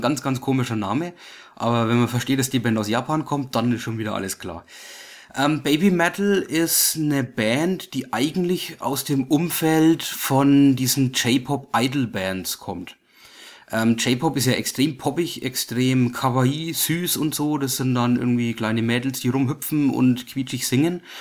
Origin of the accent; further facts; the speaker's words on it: Germany; Wir als Deutsche